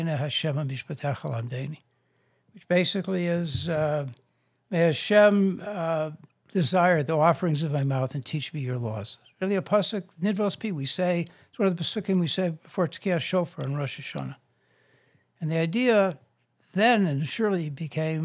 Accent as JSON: {"language": "English", "town": "Chicago", "region": "Illinois", "country": "United States", "tie": "born or raised there", "said": "I grew up on the South Side and South Shore"}